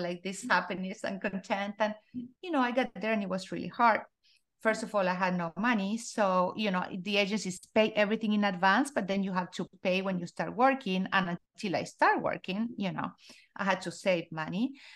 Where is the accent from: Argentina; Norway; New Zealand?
Argentina; I was born in Argentina, uh, and I grew up in a very small town.